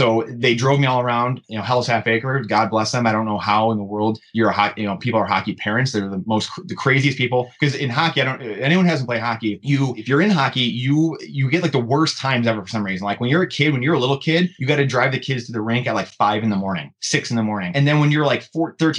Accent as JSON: {"language": "English", "town": "Clarkston", "region": "Michigan", "country": "United States", "tie": "born or raised there", "said": "I grew up in Michigan, obviously. Grew up in Clarkston, which is, you know, north metro Detroit based"}